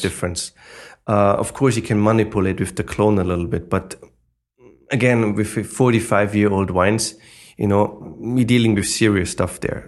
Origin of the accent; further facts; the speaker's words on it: Austria; English is a second language; moved away as an adult; now in New York, United States; I'm originally from Austria, but, you know, now I'm eight years in America